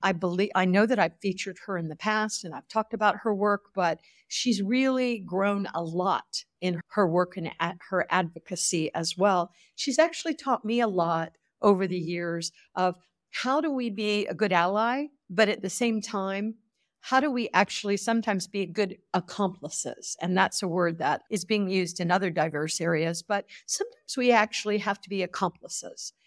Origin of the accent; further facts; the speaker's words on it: United States; as an American